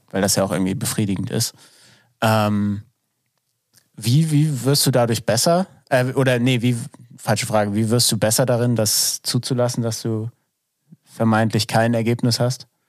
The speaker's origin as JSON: {"language": "German", "region": "Northern Germany", "country": "Germany", "said": "ich komme aus dem Norden."}